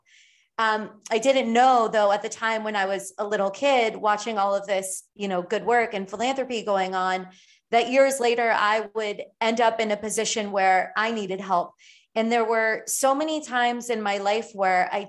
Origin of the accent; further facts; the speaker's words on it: Miami and Fort Lauderdale, South Florida, United States; where I grew up in South Florida, in Miami and Fort Lauderdale